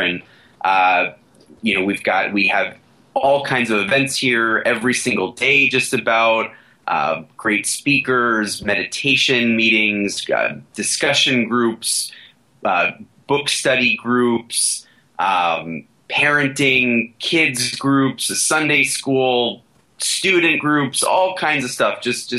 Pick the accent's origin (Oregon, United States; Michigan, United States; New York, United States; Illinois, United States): New York, United States; Flushing; Well, I could tell the story of Flushing, Queens one more time, but I appreciate the fact that you'll let people look that up.